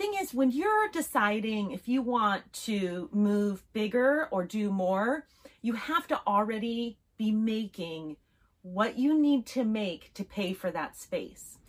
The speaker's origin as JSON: {"language": "English", "town": "Las Vegas", "region": "Nevada", "country": "United States", "said": "I'm from Vegas"}